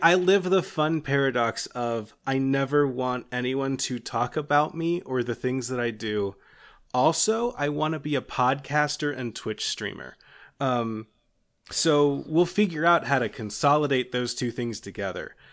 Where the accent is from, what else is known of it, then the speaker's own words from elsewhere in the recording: Kentucky, United States; I'm from Kentucky, which means that people keep me up to date on horse stuff for some reason.